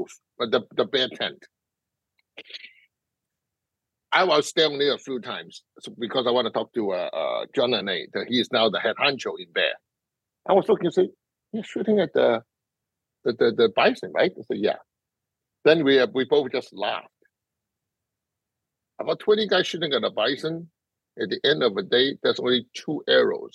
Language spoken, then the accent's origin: English; Hong Kong; moved away; being grew up in Hong Kong